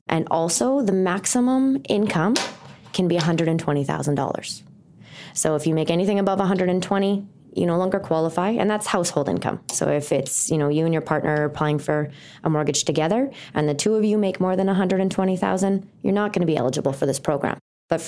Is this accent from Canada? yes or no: yes; Thunder Bay, Ontario, Canada; moved away as an adult; now in Calgary, Canada; I am not from Calgary. And I used to count how many people answered and said yes, because it took a couple years of living here before someone actually told me they were born and raised. I am from Thunder Bay, Ontario.